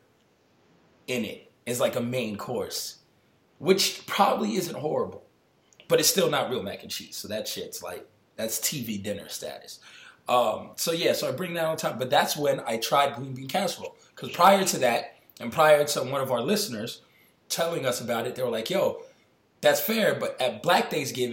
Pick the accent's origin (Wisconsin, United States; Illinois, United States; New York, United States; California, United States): New York, United States; New York City; I grew up on White Plains Road and like Gun Hill Road and Burke Ave